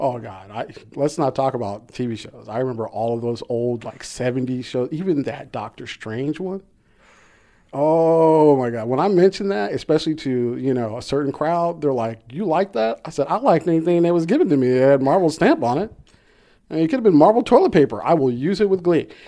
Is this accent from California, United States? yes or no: yes; Compton, California, United States; born or raised there